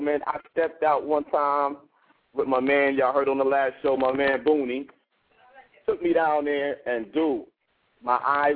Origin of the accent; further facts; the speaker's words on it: Columbus, Ohio, United States; I'm from Columbus, Ohio